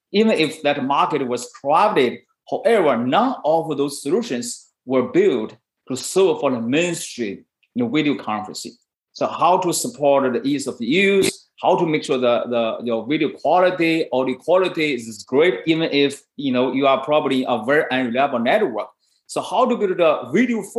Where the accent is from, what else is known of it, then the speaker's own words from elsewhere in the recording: China; moved away as an adult; now in Silicon Valley, United States; I was born in China. And I moved to Silicon Valley in 1997